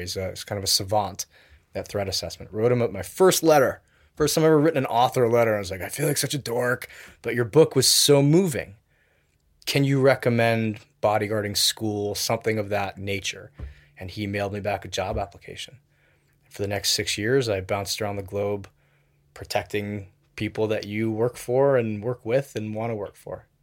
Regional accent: Wilton, Connecticut, United States; also born or lived in Tokyo, Japan; grew up in Connecticut. with a five-year stint from age, from fifth grade to tenth grade in Tokyo, and then back to Connecticut

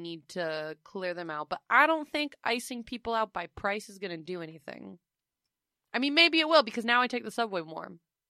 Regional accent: New York City, New York, United States; Did my due diligence as a New Yorker.

